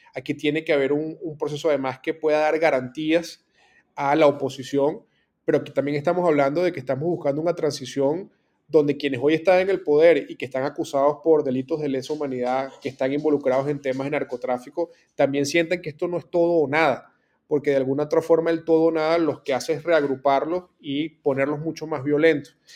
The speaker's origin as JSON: {"language": "Spanish", "country": "Venezuela", "moved": "as an adult", "said": "a nosotros como, venezolanos"}